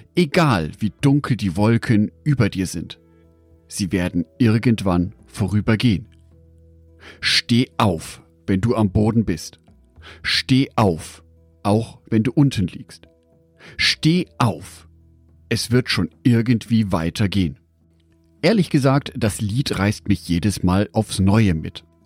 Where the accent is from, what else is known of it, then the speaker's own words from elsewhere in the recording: Düsseldorf, North Rhine-Westphalia, Germany; Aus meiner Geburtsstadt Düsseldorf